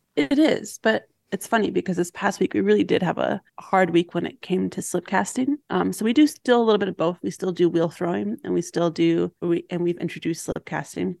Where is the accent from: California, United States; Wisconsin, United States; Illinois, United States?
Wisconsin, United States; Milwaukee; I grew up in Milwaukee